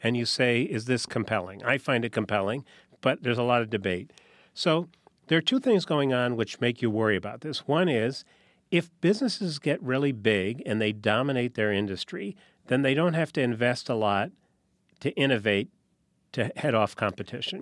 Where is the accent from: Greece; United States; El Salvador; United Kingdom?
United States; New Haven, Connecticut; I grew up in New Haven, Connecticut